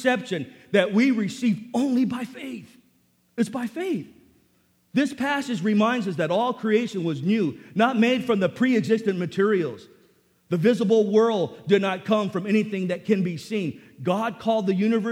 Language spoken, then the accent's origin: English; National City, California, United States; I grew up in Sweetwater High School in National City